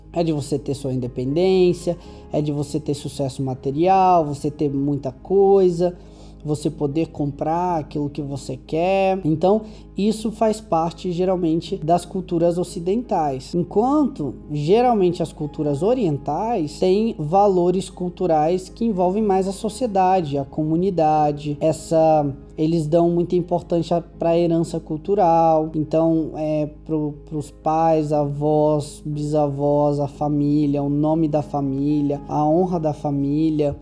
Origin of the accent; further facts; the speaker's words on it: Brazil; sou do Brasil